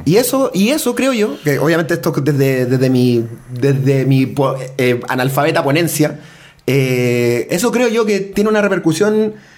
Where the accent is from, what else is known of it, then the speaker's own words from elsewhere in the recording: Chile; also born or lived in Sydney, Australia; yo soy chileno, este es mi país